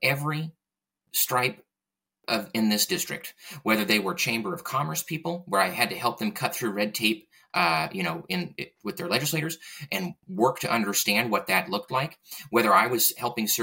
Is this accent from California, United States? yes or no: yes; East County, San Diego, California, United States; I was born and raised in East County.